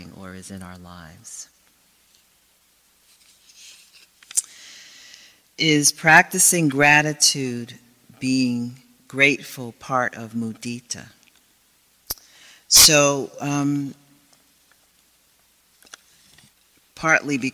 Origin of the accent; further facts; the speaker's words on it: United States; I come from some people that had enough suffering in this country in terms of I'm African American